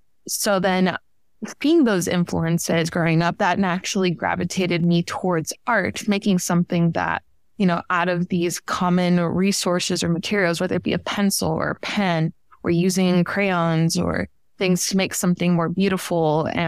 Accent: Miami, Florida, United States; now in Tennessee, United States; I like to say that I'm from Northern Cuba, which is commonly referred to as Miami, Florida. I grew up there since my inception.

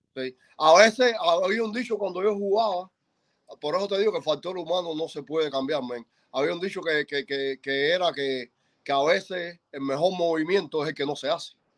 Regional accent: Cuba; moved away; yo soy cubano

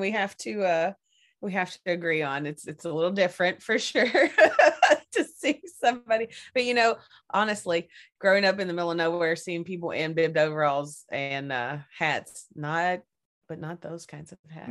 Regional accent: Kentucky, United States; also born or lived in Seattle area; now in Seattle, United States; originally I am from Kentucky, and uh, I I grew up on a little middle of nowhere place

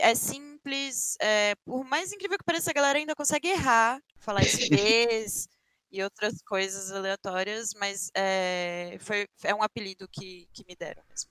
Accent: Brasília, Federal District, Brazil; moved away as an adult; now in São Paulo, Brazil; tinha recém me mudado para São Paulo, eu sou de Brasília, então eu vim para São Paulo

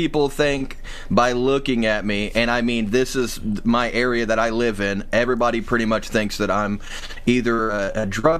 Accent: Indiana, United States; I'm from Indiana. Like, you know, I'm in my mid-30s, and we all grew up on … okay. Where I'm from, man.

